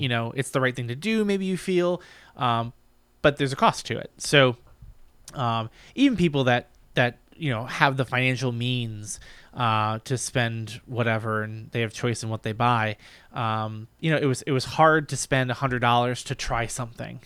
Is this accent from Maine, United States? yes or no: yes; Brunswick, Maine, United States; moved away; we grew up in, I grew up in Maine.